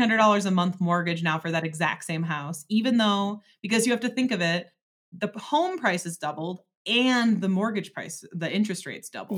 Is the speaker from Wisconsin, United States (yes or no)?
yes; Door County, Wisconsin, United States; also born or lived in Eau Claire, Wisconsin; I'm from Door County